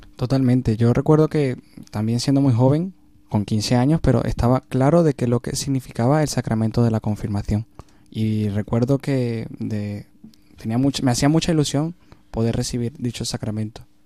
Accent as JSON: {"language": "Spanish", "town": "Maracay", "region": "Aragua", "country": "Venezuela", "moved": "yes", "said": "en mi país, en mi, ciudad, en Maracay"}